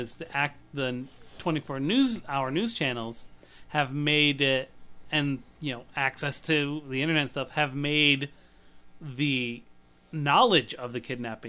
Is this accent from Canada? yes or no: no; United Kingdom; We're actually in England. We're both British.